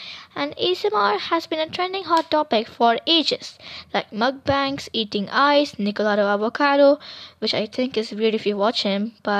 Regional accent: India

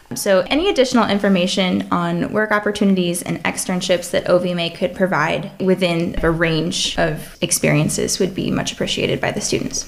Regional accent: Ohio, United States; I was born and raised in Ohio

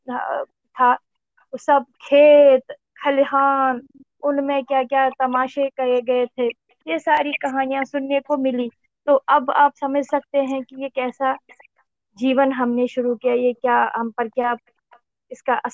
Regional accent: Seer Jagir, Jammu and Kashmir, India; born there; also born or lived in Srinagar; मेरा जन्म श्रीनगर कश्मीर में हुआ वास्तव में मैं एक कश्मीर के एक जो गांव है बारामूला डिस्ट्रिक्ट में पड़ता है वो सीर जागीर

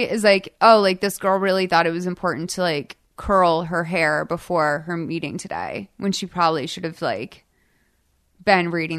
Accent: Boston, Massachusetts, United States; I grew up like in Boston, like thinking I was gonna have a normal job, so I was trained for that.

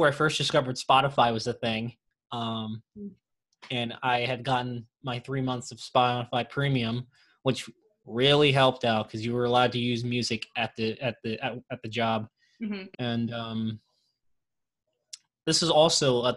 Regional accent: New Jersey, United States; also born or lived in Tucson, Arizona; I'm from New Jersey

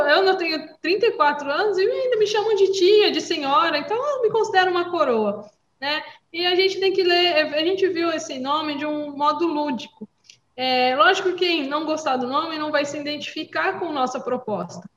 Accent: São Paulo, Brazil; also born or lived in Praia Grande; eu sou de outro estado, sou paulista, sou caiçara

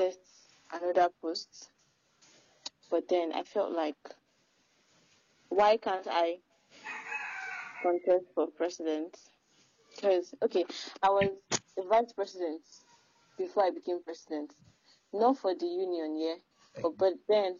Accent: Ibadan, Oyo, Nigeria; I am from Oyo State, Ibadan, Nigeria

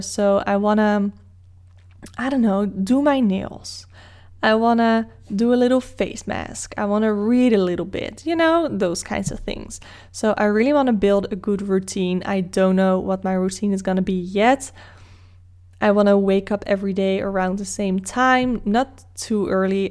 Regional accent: Netherlands; English is a second language; Dutch people will probably keep speaking English to you, even though you might wanna speak Dutch, just so we can show off our English skills to you

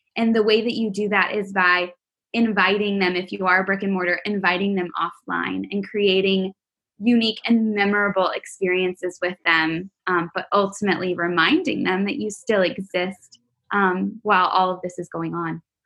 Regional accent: Texas, United States; I'm from Texas

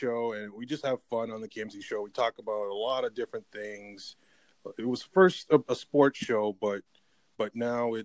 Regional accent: Canada; I grew up in Canada

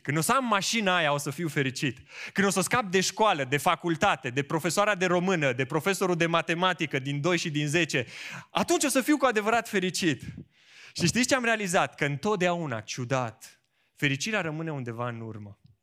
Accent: Romania; noi românii

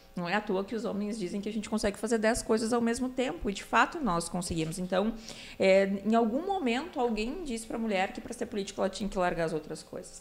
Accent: Novo Hamburgo, Rio Grande do Sul, Brazil; minha terra natal, que é Novo Hamburgo

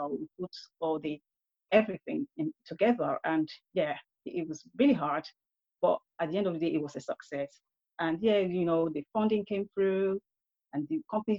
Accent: Nigeria; also born or lived in United Kingdom; Growing up in Nigeria, but I have a mixed upbringing. I was growing up in the UK at the same time

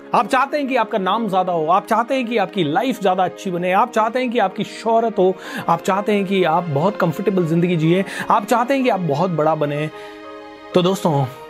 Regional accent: Rajasthan, India; मैं राजस्थान से हूं

